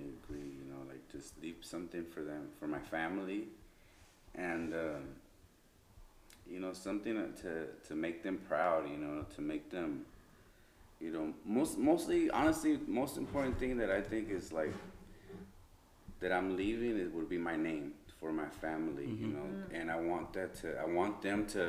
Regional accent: Mexico; now in United States; I'm from Mexico, so my kids are first generation mm. here

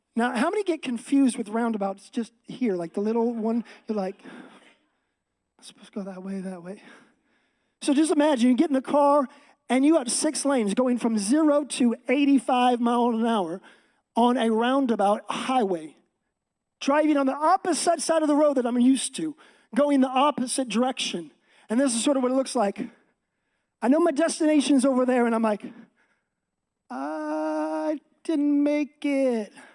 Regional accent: Seattle, Washington, United States; moved away as an adult; now in Texas, United States; I'm from Texas, actually originally from Seattle area. Me and my wife grew up here our entire life.

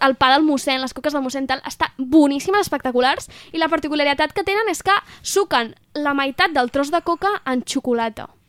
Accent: Moià, Catalonia, Spain; d'on soc, del Moianès, Moia

